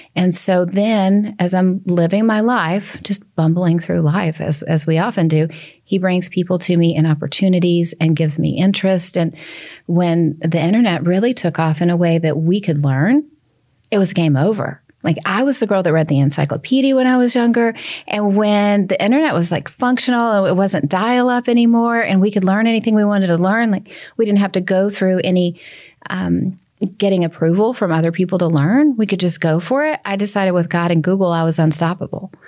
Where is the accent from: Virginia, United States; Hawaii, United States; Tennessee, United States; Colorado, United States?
Tennessee, United States; Nashville; accent: Southern; I'm from Nashville where we do occasionally have cold